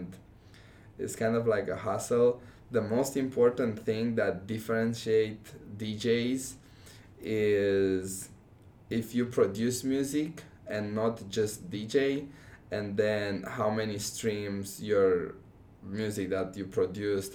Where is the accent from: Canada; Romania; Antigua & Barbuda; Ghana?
Romania; first language Romanian; English is a second language; also born or lived in Texas; now in Omaha, United States; I came here knowing just Romanian.